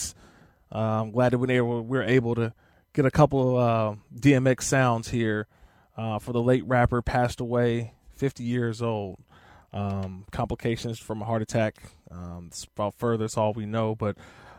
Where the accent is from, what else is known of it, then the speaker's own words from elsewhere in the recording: Oakland, California, United States; I grew up in Northern California, played at Bishop O'Dowd High School in Oakland